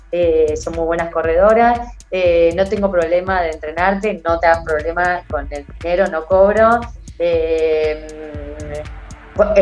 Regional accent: Argentina; mirá, soy una atleta argentina

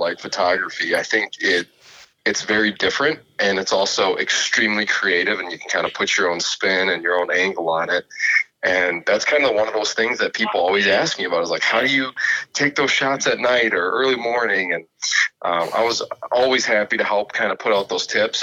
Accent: Appleton, Wisconsin, United States; Growing up in Wisconsin

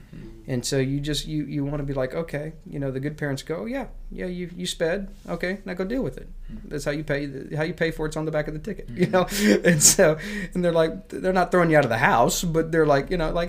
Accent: United States; I love being American

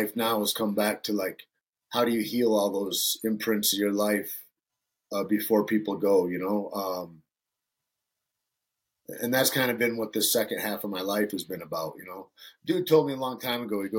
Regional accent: Alpena, Michigan, United States; moved away; also born or lived in Santa Fe; I grew up in Northern Michigan, up on the shore of Lake Huron, a town called Alpena.

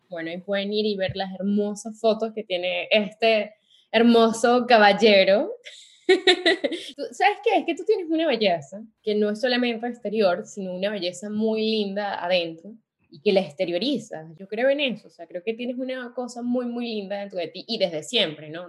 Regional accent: Venezuela; now in Paris, France; cuando estábamos en Venezuela o en nuestro país de origen

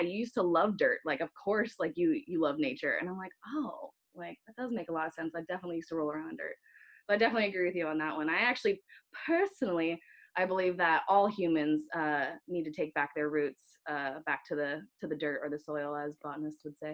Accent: Northern Virginia, United States; now in California, United States; My family we lived close. We were in Northern Virginia, so we were close enough to Maryland and DC.

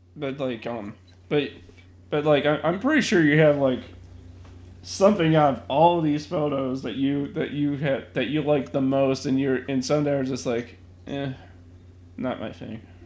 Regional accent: Chicago, Illinois, United States; being a Chicagoan myself

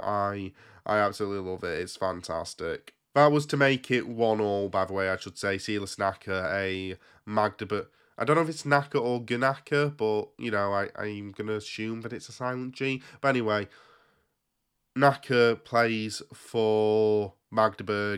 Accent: England, United Kingdom; I was there from England.

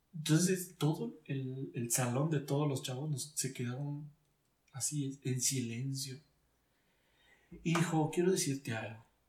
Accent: Mexico City, Mexico; siendo chilango

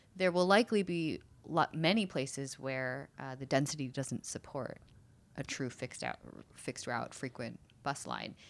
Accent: United States; moved away as an adult; also born or lived in San Francisco; now in Seattle, United States; I really grew up in uh, New Jersey and New York

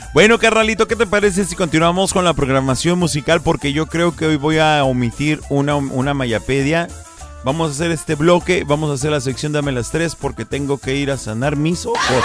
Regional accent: Ecatepec, State of Mexico, Mexico; moved away; also born or lived in Michoacán; Yo soy criado en el Estado de México, a mucha honra lo digo, yo soy nacido en Michoacán

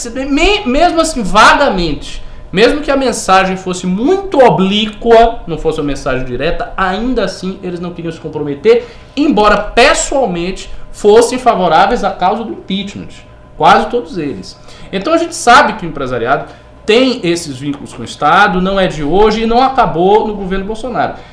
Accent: Bahia, Brazil; lá na Bahia, por exemplo, de onde eu sou

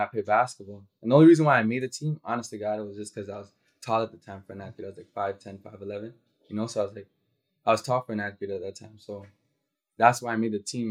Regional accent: Toronto, Ontario, Canada; also born or lived in Dallas, Texas; I'm from Scarborough

